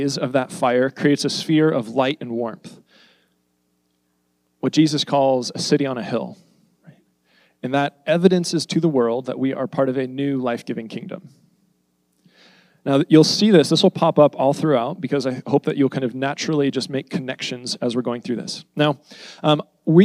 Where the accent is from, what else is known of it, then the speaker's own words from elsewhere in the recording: United States; all of us, we're American.